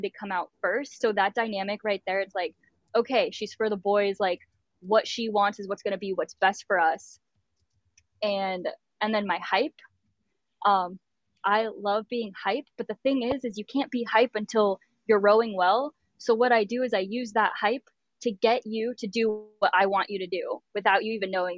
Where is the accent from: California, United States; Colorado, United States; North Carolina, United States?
California, United States; San Diego; I'm from San Diego